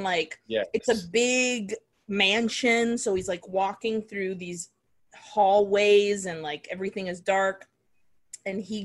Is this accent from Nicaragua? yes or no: yes; Nicaragua; moved away; when I was growing up in Nicaragua